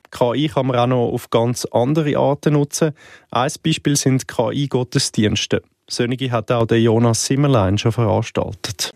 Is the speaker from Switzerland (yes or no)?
yes; Switzerland; auch bei uns in der Schweiz